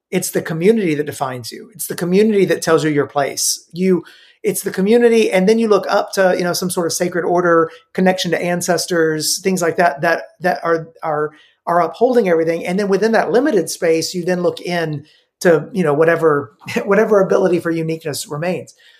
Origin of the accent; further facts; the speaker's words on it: Middle Tennessee, United States; also born or lived in Romania; I grew up in uh, Middle Tennessee